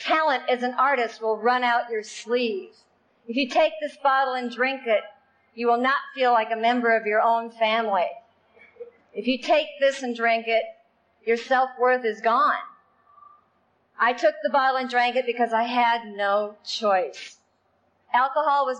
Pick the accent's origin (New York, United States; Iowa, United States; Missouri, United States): Iowa, United States; moved away; I grew up in Iowa